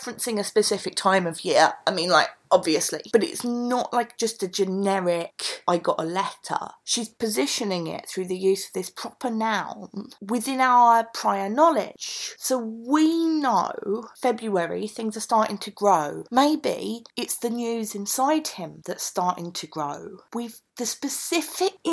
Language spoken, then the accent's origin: English; London, United Kingdom; accent: Cockney (Mockney); one of the blessings and curses of my Cockney accent, my Mockney, is that I can't actually do readings at all without it sounding like Del Boy.